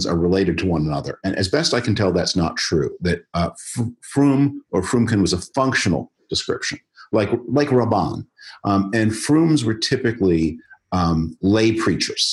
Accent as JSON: {"language": "English", "town": "Toronto", "region": "Ontario", "country": "Canada", "tie": "born or raised there", "moved": "yes", "said": "I was born in Toronto. I went to high school there"}